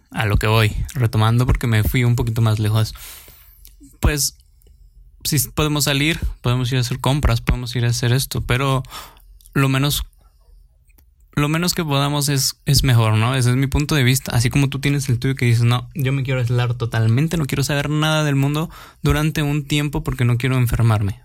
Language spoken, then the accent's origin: Spanish; Mexico; soy mexicano